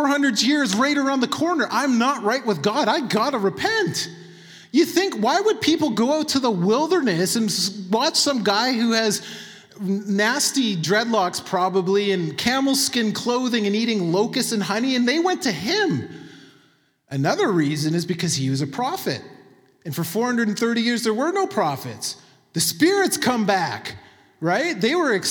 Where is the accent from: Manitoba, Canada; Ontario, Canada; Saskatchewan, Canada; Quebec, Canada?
Manitoba, Canada; I'm from Manitoba